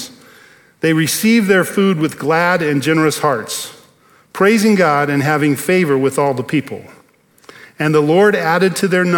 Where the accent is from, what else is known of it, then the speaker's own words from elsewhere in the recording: Bakersfield, California, United States; moved away; I grew up in Bakersfield.